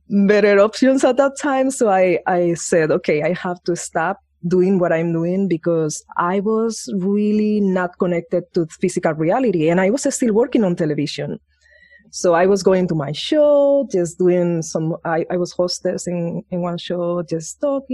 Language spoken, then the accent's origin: English; Spain; moved away; I grew up in Spain